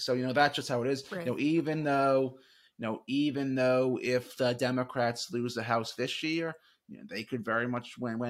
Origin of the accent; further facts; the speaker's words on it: Virginia, United States; You know, watch the state of Virginia. You know, not to be selfish and tout my home state, but you know, we have a few congressional races here